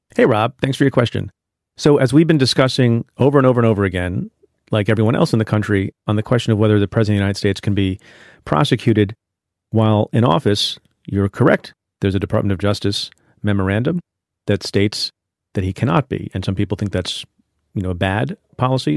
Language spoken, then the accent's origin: English; India; I am from India, was born in India